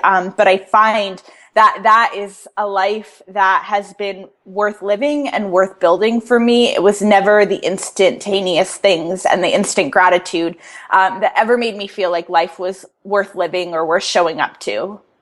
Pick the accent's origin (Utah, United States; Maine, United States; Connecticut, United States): Connecticut, United States; moved away as an adult; now in Atlanta, United States; I moved here three years ago, so I'm originally from Connecticut, and then moved down south for the first time um, being in the South is so completely different from living up north my whole entire life